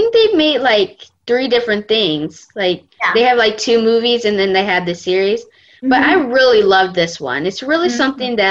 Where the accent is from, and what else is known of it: Delaware, United States